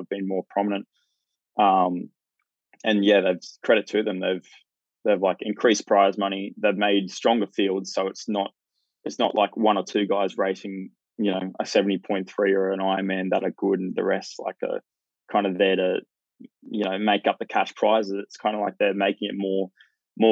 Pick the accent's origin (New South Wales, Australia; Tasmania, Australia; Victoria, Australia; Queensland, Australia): Queensland, Australia; Hervey Bay; now in Gold Coast, Australia; I grew up in Hervey Bay